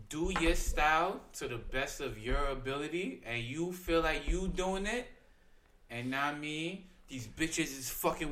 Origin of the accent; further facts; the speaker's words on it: New York City, New York, United States; I grew up in Brooklyn